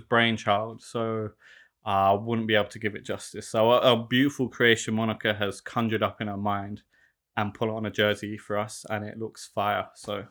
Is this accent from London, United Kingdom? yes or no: yes; London, United Kingdom; moved away as an adult; now in Melbourne, Australia; growing up in South London